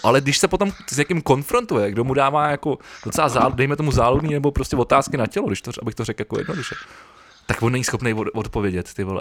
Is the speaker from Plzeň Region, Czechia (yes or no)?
no; Prague, Czechia; já jsem, já jsem Pražák